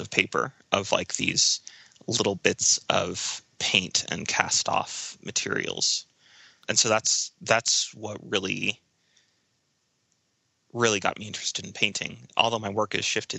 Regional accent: central Illinois, United States; moved away as an adult; also born or lived in Arizona / Indiana; now in Denver, United States; I was born in Arizona and then did a fair amount of growing up in central Illinois.

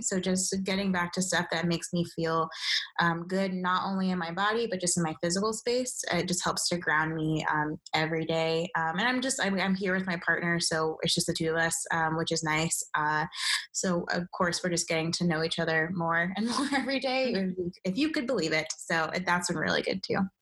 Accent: Nigeria; I'm Nigerian

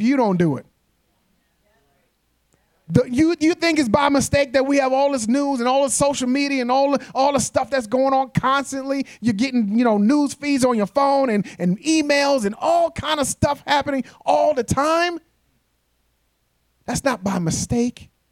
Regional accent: New York, United States; moved away; I'm from New York

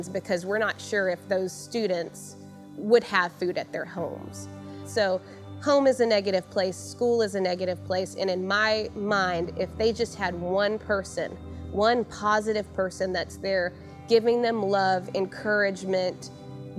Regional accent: Santa Fe, Texas, United States; I was born and raised here in Santa Fe, and I went to school K through senior year here.

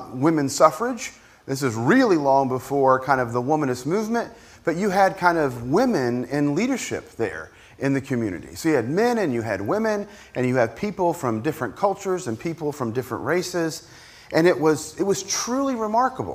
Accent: Appalachian Mountains of Virginia, United States; moved away; I grew up in the Appalachian Mountains of Virginia

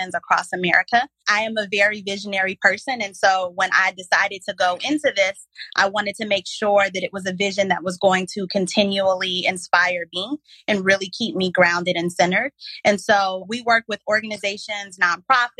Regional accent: South Carolina, United States; moved away as an adult; also born or lived in Mississippi Delta / Dallas; I moved back to my home state of South Carolina

